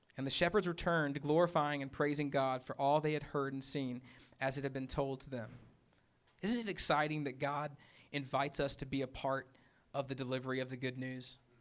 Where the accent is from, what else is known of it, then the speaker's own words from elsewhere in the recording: Memphis, Tennessee, United States; moved away; I'm from Memphis